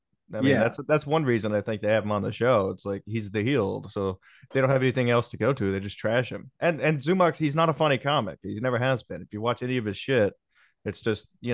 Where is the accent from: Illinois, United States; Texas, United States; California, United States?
Texas, United States; East; now in Connecticut, United States; from East Texas. I live in Connecticut. I live in Connecticut now